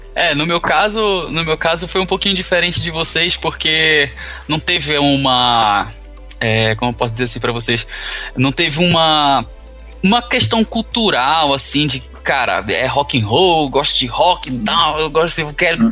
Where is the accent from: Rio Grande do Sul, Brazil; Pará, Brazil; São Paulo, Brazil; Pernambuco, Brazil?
Pará, Brazil; Belém; moved away as an adult; Eu sou de Belém, Pará